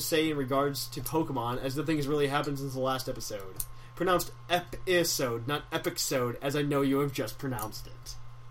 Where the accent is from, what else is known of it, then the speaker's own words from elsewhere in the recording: Tennessee, United States; I'm from Tennessee.